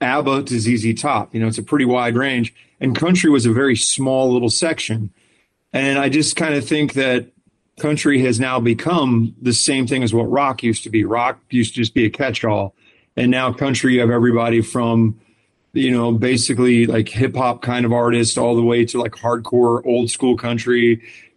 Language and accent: English; Clearwater, Florida, United States; also born or lived in Orlando / Winter Park; I'm from Florida. I was born in Clearwater